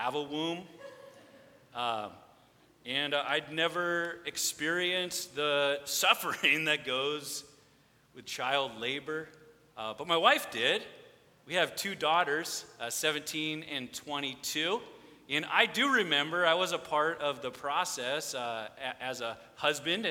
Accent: Redondo Beach, California, United States; now in Lomita, United States; I grew up here in Redondo, just right by Toledo Elementary School and the Christmas lights

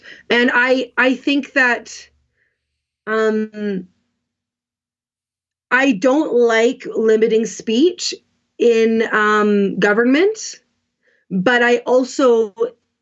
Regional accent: Canada; I am Canadian, but my part of my family, or my mom's side, is American, and they're all Republicans.

